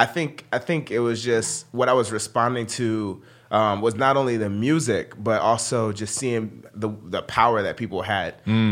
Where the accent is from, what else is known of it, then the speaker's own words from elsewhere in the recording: Sarasota, Florida, United States; I grew up in Florida in a small town in Florida called Sarasota.